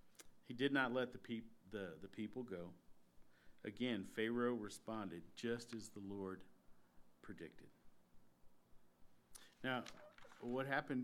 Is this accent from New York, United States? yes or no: no; Texas, United States; I grew up in Texas.